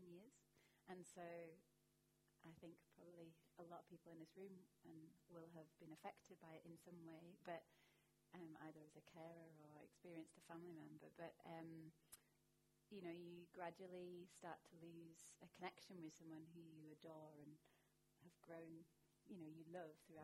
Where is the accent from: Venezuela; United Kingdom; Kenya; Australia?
United Kingdom; Barnsley, Yorkshire and the Humber; also born or lived in Ireland; I was born in Ireland, but I grew up in Barnsley in South Yorkshire.